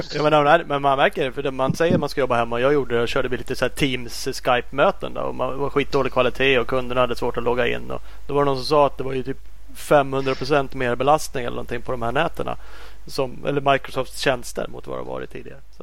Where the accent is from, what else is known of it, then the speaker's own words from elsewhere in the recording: Sweden; vi som eh, svenskar